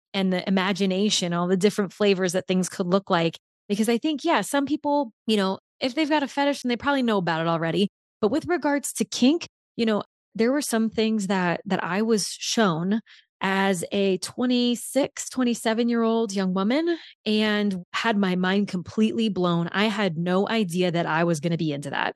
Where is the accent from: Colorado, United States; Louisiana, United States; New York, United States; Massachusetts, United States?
Louisiana, United States; New Orleans; moved away; my hometown